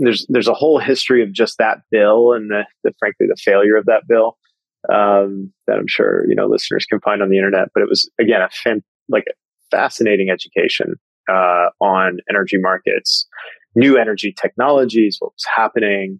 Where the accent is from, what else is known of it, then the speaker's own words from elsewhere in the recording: Eastern Kentucky, United States; moved away; Growing up in Eastern Kentucky as an Indian American